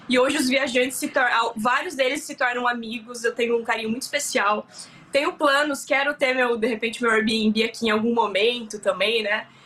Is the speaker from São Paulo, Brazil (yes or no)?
yes; Bauru, São Paulo, Brazil; moved away as an adult; now in Vancouver, Canada; eu sou do interior de São Paulo, de uma cidade que chama Bauru